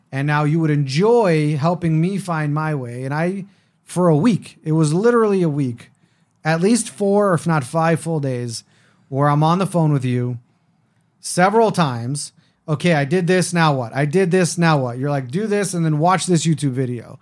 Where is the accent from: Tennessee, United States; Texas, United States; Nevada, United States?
Nevada, United States; Las Vegas; I grew up in Las Vegas, uh, first generation American born to two Israelis